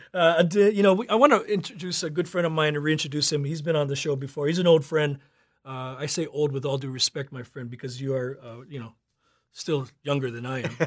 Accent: Kauai, Hawaii, United States; growing up on Kauai

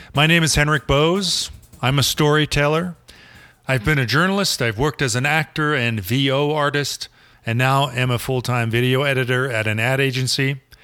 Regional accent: Germany; moved away as an adult; also born or lived in Berlin; now in Colorado, United States; a Gen Xer born and raised in Germany, who has made Colorado his home for about three decades and is about to move back home to Berlin.

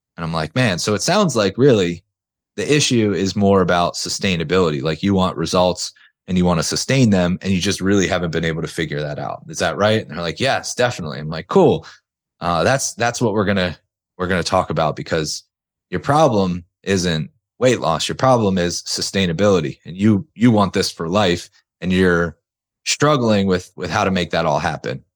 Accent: outside of Philadelphia, Pennsylvania, United States; I'm from outside of Philadelphia. Weather sucks here most of the time.

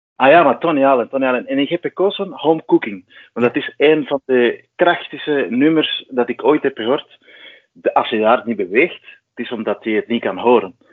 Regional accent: Cuba; moved away as an adult; now in Belgium; ik kom uit Cuba en ik woon sinds 2002 in België

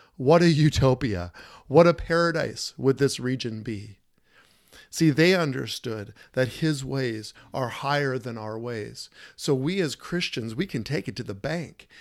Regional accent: United States; I'm an American boy and, and born and raised

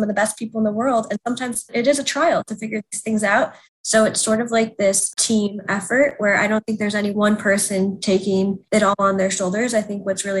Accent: Indianapolis, Indiana, United States; moved away as an adult; also born or lived in New York; I grew up in Indianapolis

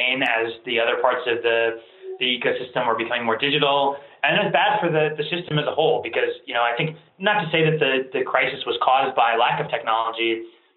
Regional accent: Ohio, United States; also born or lived in Iran; I was born in Iran and my family immigrated here in the 80s. Came here, became academics. I grew up in the Midwest, in Ohio

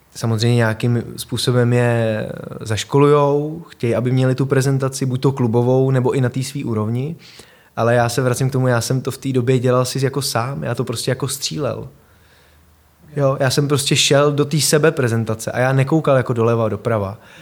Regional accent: Prague, Czechia; Vyrostl jsem tady ve Vršovicích, eh, moje rodiče, bydleli jsme na Žižkově, pak jsme se přestěhovali do Vršovic na Hroudu

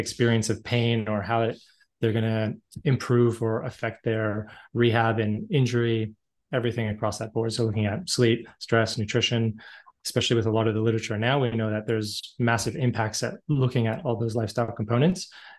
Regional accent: Canada; But being Canadian, so typical, grew up playing hockey and lots of other sports, so always very active in my childhood.

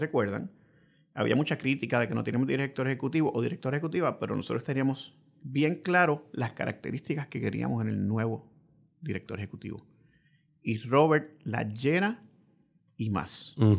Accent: Puerto Rico; Como puertorriqueño

